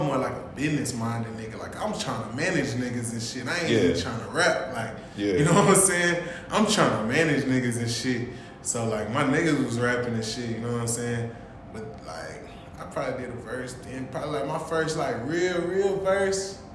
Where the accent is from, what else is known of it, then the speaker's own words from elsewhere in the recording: Dallas, Texas, United States; also born or lived in Nacogdoches, Texas / Louisiana / Texarkana, Texas; I came to Dallas. I really grew up in Dallas